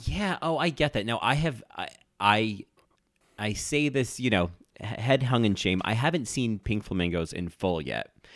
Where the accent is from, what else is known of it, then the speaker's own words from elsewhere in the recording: New Jersey, United States; now in New York, United States; I grew up in New Jersey. I live in New York